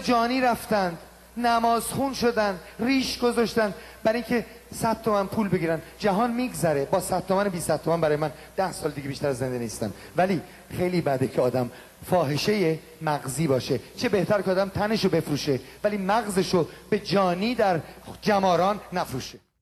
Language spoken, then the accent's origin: Persian; Iran; moved away; من خجالت میکشم که بگم ایرانی هستم